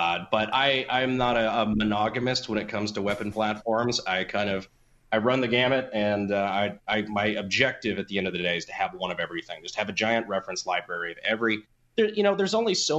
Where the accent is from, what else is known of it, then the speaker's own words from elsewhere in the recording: Fayetteville, North Carolina, United States; I grew up in Fayetteville, North Carolina, kind of on Fort Bragg